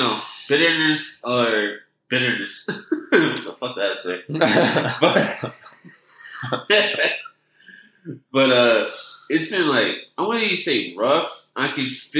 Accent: Philadelphia, Pennsylvania, United States; moved away as an adult; also born or lived in State College; now in Los Angeles, United States; I grew up in Philly

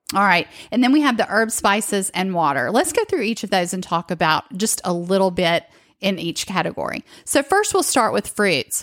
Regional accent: the South, United States; growing up, especially in the South, like I did

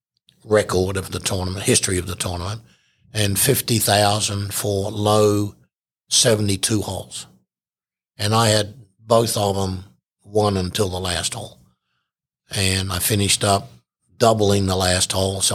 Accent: Australia; I'm an Aussie guy

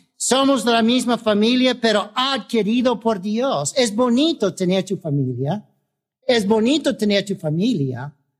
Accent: United States; Como americanos debemos comprometernos a ayudar a otros americanos si hay necesidad

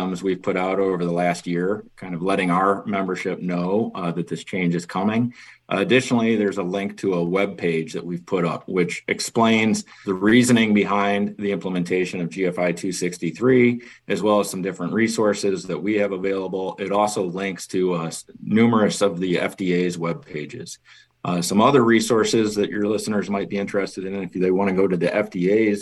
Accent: Chicago, Illinois, United States; also born or lived in Kansas; now in Schaumburg, United States; I am originally from Chicago

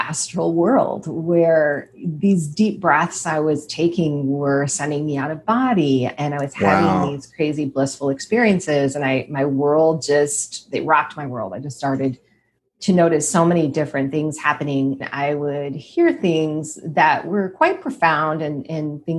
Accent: Detroit, Michigan, United States; I grew up in Detroit area

